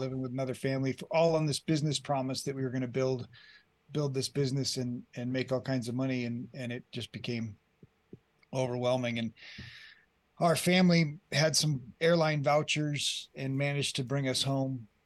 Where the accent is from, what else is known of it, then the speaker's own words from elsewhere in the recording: Colorado, United States; moved away as an adult; also born or lived in Colombia; I grew up here in Colorado